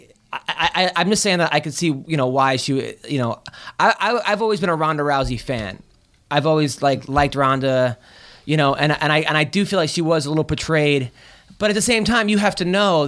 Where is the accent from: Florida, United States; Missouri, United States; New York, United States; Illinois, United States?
New York, United States; I'm from New York